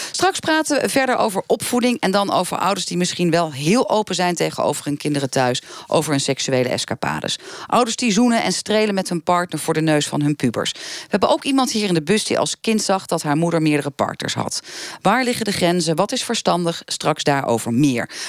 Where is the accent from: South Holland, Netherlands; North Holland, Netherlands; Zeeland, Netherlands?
South Holland, Netherlands; Rotterdam; nou kom ik zelf uit Rotterdam